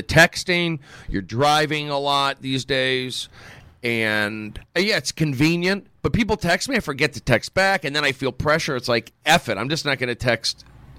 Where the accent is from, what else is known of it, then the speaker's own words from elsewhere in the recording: Los Angeles, California, United States; also born or lived in Phoenix, Arizona; I grew up in the San Fernando Valley.